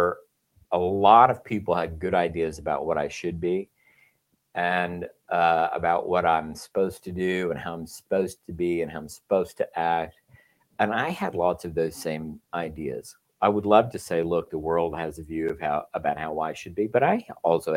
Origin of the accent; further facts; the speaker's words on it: Texas, United States; moved away as an adult; also born or lived in Chicago; now in California, United States; I grew up in Texas, grew up Catholic